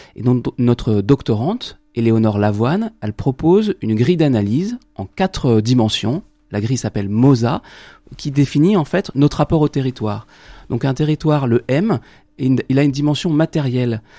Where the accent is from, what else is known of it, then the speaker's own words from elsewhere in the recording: France; nous, en tant que Français